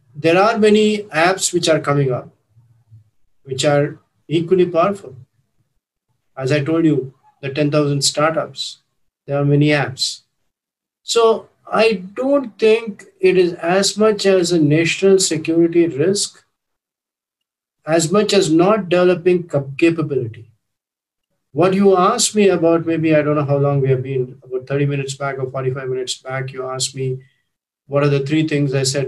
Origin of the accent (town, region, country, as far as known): India